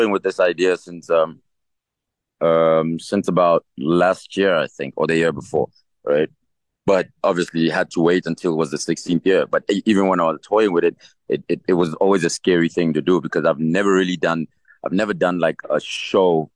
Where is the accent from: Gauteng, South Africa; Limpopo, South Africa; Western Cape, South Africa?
Gauteng, South Africa; East Rand; also born or lived in Katlehong; I'm from the East Rand